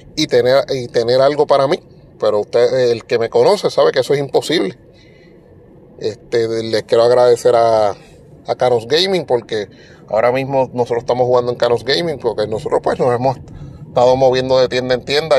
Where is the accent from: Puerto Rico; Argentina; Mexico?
Puerto Rico; nosotros somos parte de los Estados Unidos, pero no somos continentales